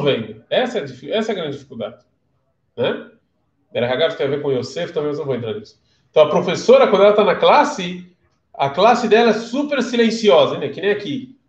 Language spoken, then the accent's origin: Portuguese; Brazil; Eu sou do Brasil